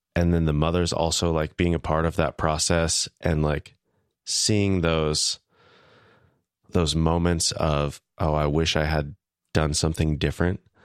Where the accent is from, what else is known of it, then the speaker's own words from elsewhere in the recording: Wichita, Kansas, United States; moved away; my hometown, Wichita, Kansas